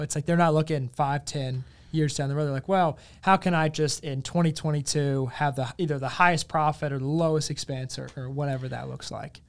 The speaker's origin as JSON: {"language": "English", "town": "South Hill", "region": "Virginia", "country": "United States", "tie": "born or raised there", "also_born_or_lived": "Ferrum, Virginia", "moved": "as an adult", "lives_now": "Richmond, United States", "said": "growing up in South Hill and going to Ferrum"}